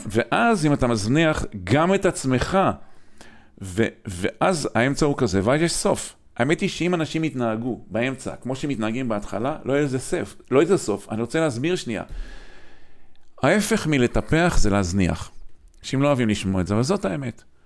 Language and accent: Hebrew; Kiryat Motzkin, Haifa District, Israel; אני גדלתי בקריית מוצקין